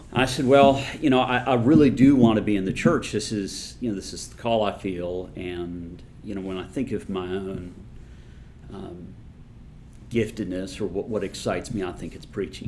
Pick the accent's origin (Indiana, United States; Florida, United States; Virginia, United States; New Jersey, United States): Indiana, United States; Indianapolis; when I was growing up in Indianapolis